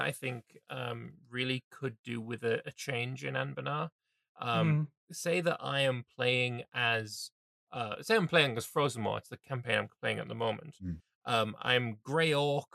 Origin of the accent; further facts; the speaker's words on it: England, United Kingdom; as an Englishman